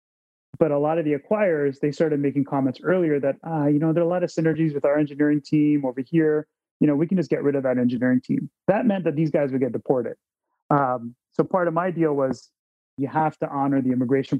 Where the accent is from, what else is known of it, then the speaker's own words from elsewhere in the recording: Toronto, Ontario, Canada; I'm a kid from Scarborough